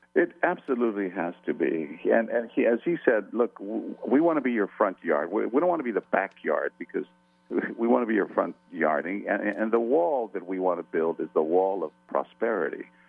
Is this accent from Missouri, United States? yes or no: no; San Antonio, Texas, United States; English is a second language; growing up in the barrios of San Antonio